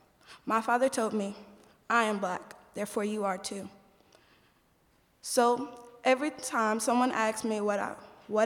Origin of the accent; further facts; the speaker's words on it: Indianapolis, Indiana, United States; I'm from Indianapolis, Indiana